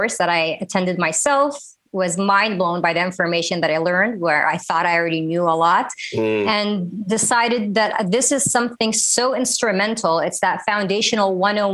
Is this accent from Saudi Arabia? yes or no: yes; Saudi Arabia; also born or lived in Minneapolis, Minnesota, United States / Washington, D.C., United States; now in Los Angeles, United States; I'm Saudi American, born in Minneapolis, raised in Saudi Arabia, and Washington, D.C. has been my home for 20 years